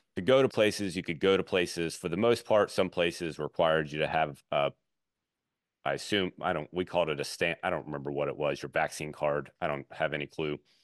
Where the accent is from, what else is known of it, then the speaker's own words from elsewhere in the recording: Baton Rouge, Louisiana, United States; I'm from Baton Rouge, so I know the South pretty well